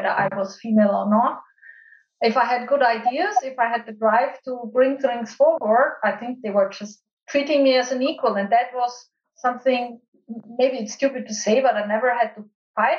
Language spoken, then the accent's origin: English; Austria; my home country in Austria